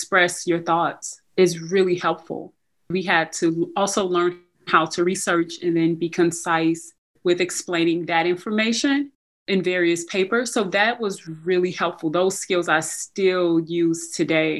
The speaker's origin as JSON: {"language": "English", "town": "St. Louis", "region": "Missouri", "country": "United States", "tie": "born or raised there", "said": "So I'm from St. Louis, Missouri. I grew up in the city of St. Louis."}